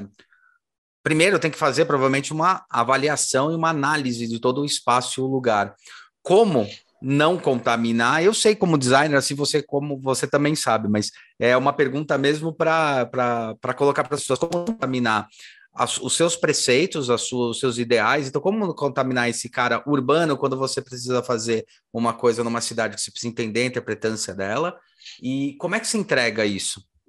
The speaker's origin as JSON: {"language": "Portuguese", "region": "São Paulo", "country": "Brazil", "tie": "born or raised there", "said": "eu nasci em São Paulo, eu gosto muito daqui"}